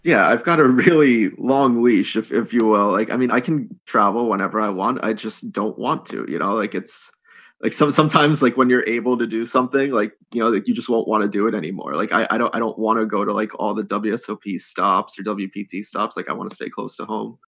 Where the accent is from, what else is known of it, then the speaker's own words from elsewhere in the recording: United States; accent: American; also born or lived in India; I can speak Hindi, but I, I speak it with a, uh, an American accent